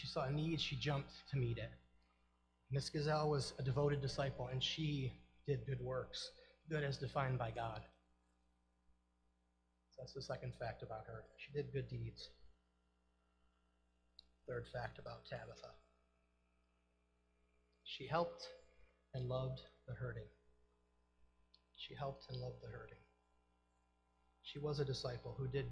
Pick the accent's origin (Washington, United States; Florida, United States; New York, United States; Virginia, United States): New York, United States; Eden; also born or lived in Tonawanda, New York; I'm from Eden, New York